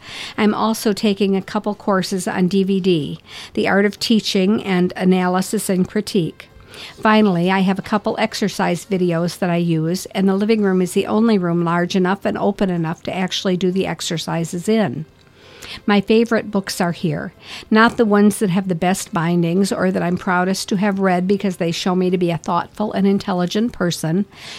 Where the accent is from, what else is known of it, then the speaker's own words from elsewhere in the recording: Lapeer County, Michigan, United States; the Lapeer County Press, my hometown newspaper.